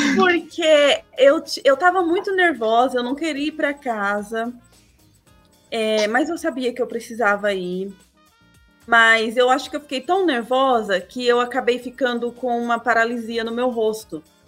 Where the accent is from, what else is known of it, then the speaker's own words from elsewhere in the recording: Lençóis Paulista, São Paulo, Brazil; Lençóis Paulista, é interior.